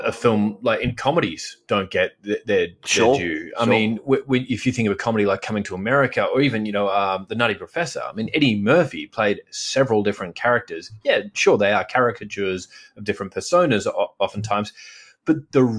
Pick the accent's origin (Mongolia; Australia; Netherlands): Australia